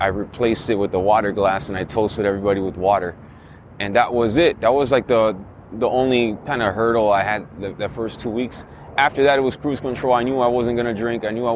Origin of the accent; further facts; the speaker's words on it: Miami, Florida, United States; moved away; I'm from Miami originally